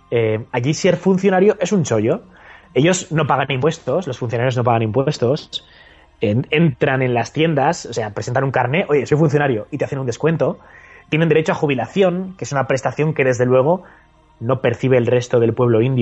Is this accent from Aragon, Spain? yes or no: yes; Zaragoza, Aragon, Spain; Bueno, a ver, hablando de pilares, ya sabes que yo soy de Zaragoza.